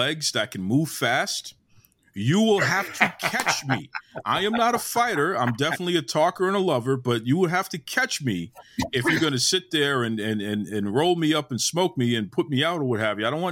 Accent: Boston, Massachusetts, United States; I'm a Boston guy. So, you know, I have my accent

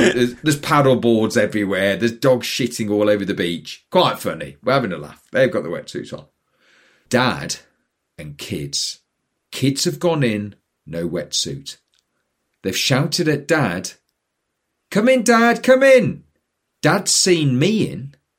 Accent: Newcastle upon Tyne, North East England, United Kingdom; moved away; I grew up in Newcastle. Now, Newcastle's on the North Sea

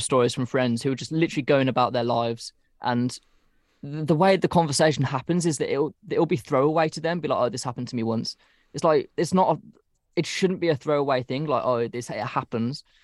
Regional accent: United Kingdom; we're British

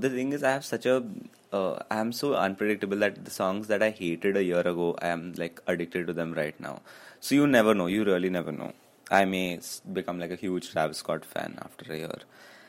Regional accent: Karnataka, India; first language Kannada; Kannada because Kannada is my mother tongue.

